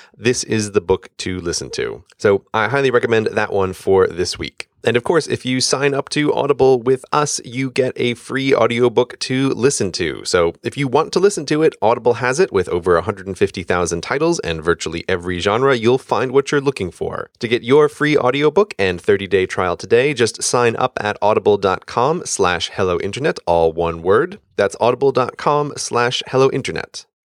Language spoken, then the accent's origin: English; United States; now in London, United Kingdom; I am American